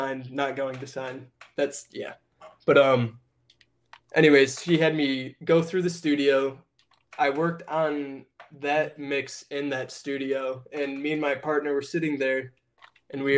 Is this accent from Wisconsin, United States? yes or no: no; Michigan, United States; we're both from Michigan